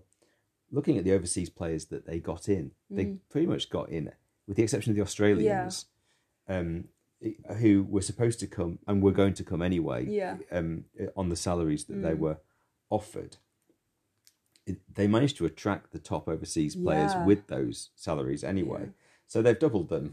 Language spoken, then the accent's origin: English; Preston, North West England, United Kingdom; moved away; I am from Preston. That's where I grew up. It's where my parents were from.